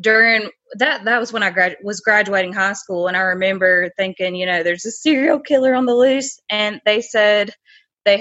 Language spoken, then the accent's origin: English; South Carolina, United States; accent: Southern; I'm from South Carolina